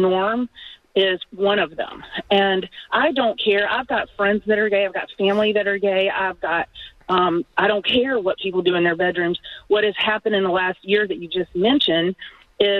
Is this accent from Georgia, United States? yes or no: yes; Atlanta, Georgia, United States; I'm from Atlanta